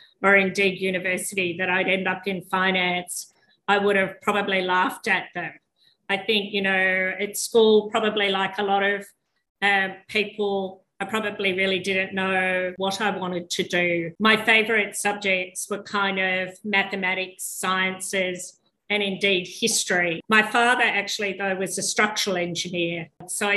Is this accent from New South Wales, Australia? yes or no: yes; Sydney, New South Wales, Australia; born in Sydney and live in Sydney